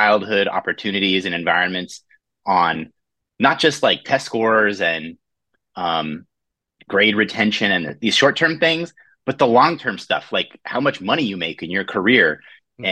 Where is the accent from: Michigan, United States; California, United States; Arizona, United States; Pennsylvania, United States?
California, United States; Orange County; When I was a kid growing up, I'm from Orange County, California.